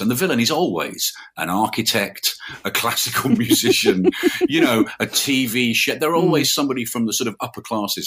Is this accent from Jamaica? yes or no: no; Birmingham, West Midlands, United Kingdom; I'm from Birmingham. I thought I should write about, you know, the city I grew up in.